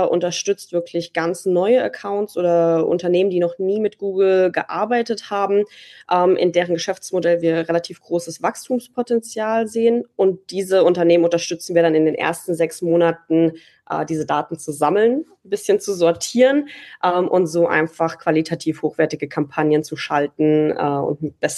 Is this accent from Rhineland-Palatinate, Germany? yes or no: no; Dresden, Saxony, Germany; accent: Saxon; Ja, ich komme ursprünglich aus Dresden. Das hört man wahrscheinlich auch nicht so sehr raus.